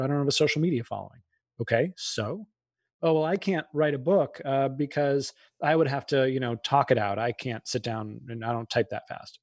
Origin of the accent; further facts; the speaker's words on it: outside of Boston, Massachusetts, United States; I grew up outside of Boston